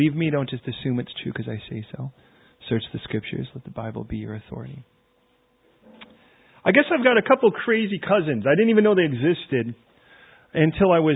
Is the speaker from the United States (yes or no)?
yes; Chicago, Illinois, United States; I'm from Chicago.